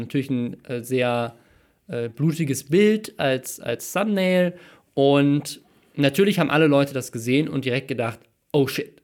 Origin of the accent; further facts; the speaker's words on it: Mannheim, Baden-Württemberg, Germany; moved away; in meiner Geburtsstadt in Mannheim